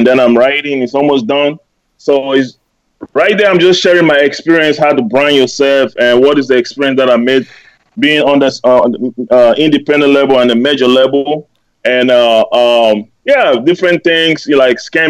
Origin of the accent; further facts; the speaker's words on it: Cameroon; also born or lived in Germany; now in United States; Originally, I was born and raised in Cameroon.